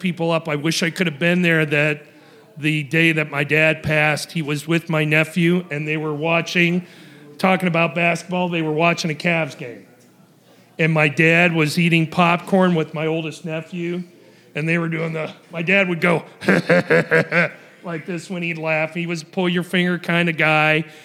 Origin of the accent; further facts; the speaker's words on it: Ohio, United States; I was raised in Ohio